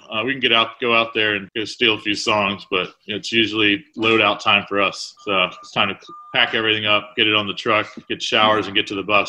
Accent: Kilmarnock, Virginia, United States; now in Richmond, United States; I grew up in Kilmarnock, Virginia, or Northern Neck, which is about an hour and a half east of here on the bay. Little town.

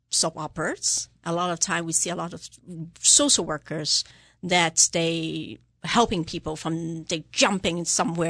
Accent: Hong Kong; now in Simsbury, United States; I grew up in Hong Kong

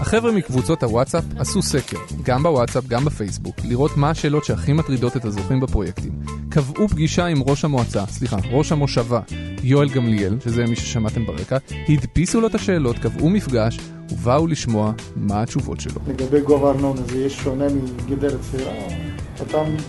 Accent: Petah Tikva, Central District, Israel; אני גדלתי בפתח תקווה

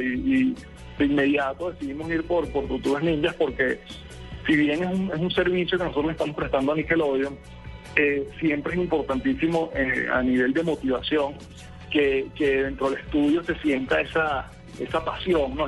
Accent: Caracas, Capital District, Venezuela; moved away as an adult; now in Colombia; Yo soy de, Caracas, soy venezolano, pero tengo ya cuatro años aquí en, Colombia.

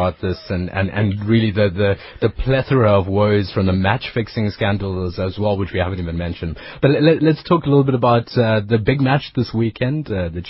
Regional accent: Durban, KwaZulu-Natal, South Africa; moved away; I know I'm from Durban, but still, it's cold.

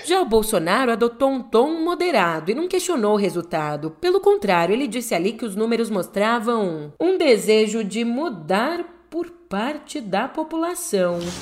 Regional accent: São Paulo, Brazil; Em São Paulo, aqui na minha terrinha

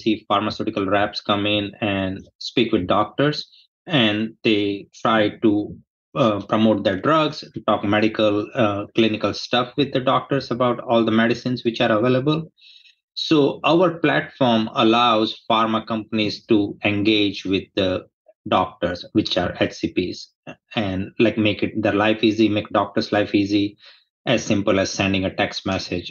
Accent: India; moved away as an adult; now in United States; I was born in India. I grew up there. I did my education over there

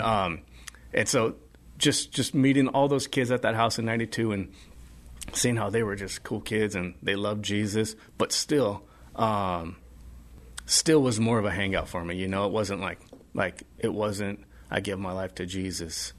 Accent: Culver City, California, United States; also born or lived in Orange County, California; growing up in Los Angeles, Culver City, skating Venice Beach a lot

